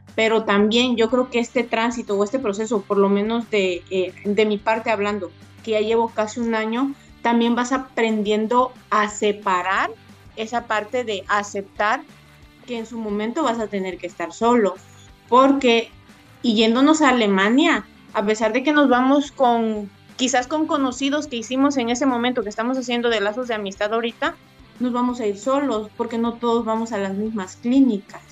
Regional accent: Oaxaca, Mexico; moved away as an adult; now in Tuxtla Gutiérrez, Mexico; yo soy de Oaxaca

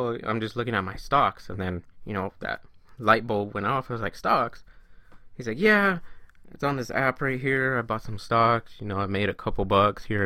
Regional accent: California, United States; I am from California. Born and raised

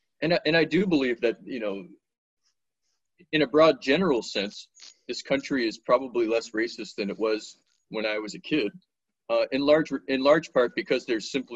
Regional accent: Washington, District of Columbia, United States; moved away; also born or lived in Atlanta, Georgia; when I was a kid, I was raised in Washington, D.C.

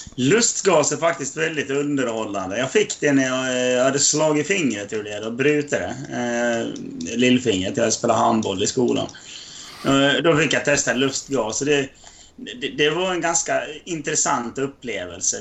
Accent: Sweden; jag är från Sverige.

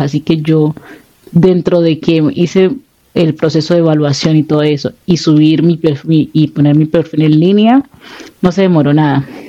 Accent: Buenaventura, Valle del Cauca, Colombia; moved away; yo soy de Buenaventura

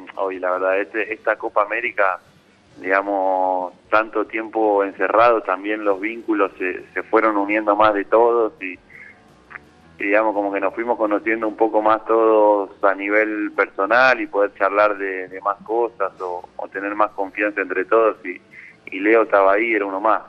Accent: Presidencia Roque Sáenz Peña, Chaco, Argentina; moved away as an adult; now in Seville, Spain; Yo nací en Sáenz Peña, sí, soy de Sáenz Peña

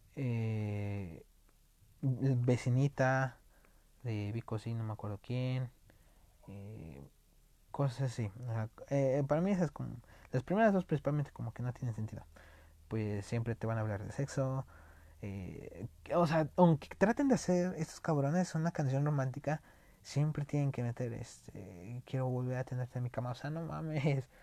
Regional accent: Mexico

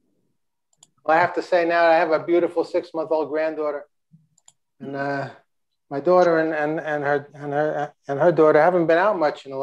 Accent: Long Island, New York, United States; I'm from Long Island

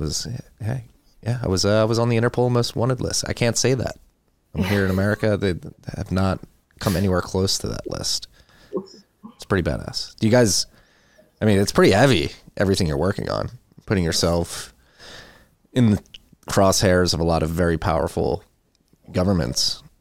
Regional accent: United States; being an American

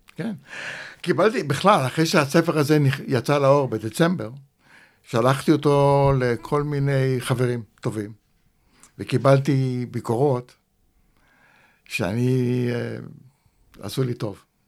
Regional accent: Rishpon, Central District, Israel; also born or lived in Kibbutz Shefayim; נולדתי בקיבוץ שפיים, ואחרי הפילוג הגדול, בשנת uh, אה, 50, ההורים עזבו את הקיבוץ ועברו לרשפון המושב

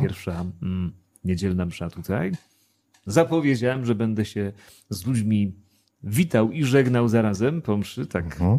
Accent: Przemyśl, Subcarpathian Voivodeship, Poland; also born or lived in Tarnów; now in Wrocław, Poland; urodziłem się w Tarnowie, bardzo piękne miasto, aczkolwiek w ogóle go nie znam, bo nigdy tam nie mieszkałem, a wychowałem się w nie mniej, a może nawet bardziej urokliwym mieście Przemyślu, a więc Podkarpacie

